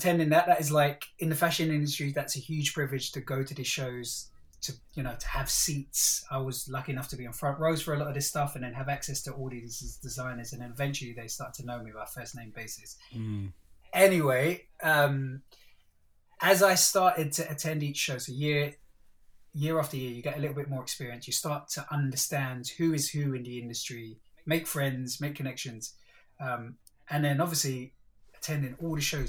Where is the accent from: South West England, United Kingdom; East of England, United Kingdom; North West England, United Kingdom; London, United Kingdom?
London, United Kingdom; us growing up in East Stratford, the Asian dude